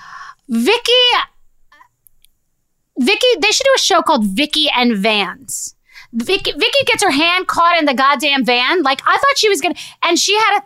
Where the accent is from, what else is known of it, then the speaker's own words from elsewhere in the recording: Rockville Centre, New York, United States; I went to a Catholic school in Rockville Center, Long Island, which is a very Irish community.